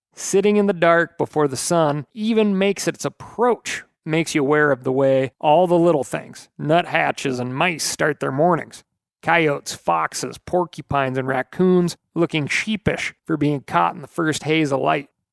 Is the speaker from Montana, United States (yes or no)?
yes; Montana, United States; here in my home state of Montana. We had essentially zero turkeys in the state when I was growing up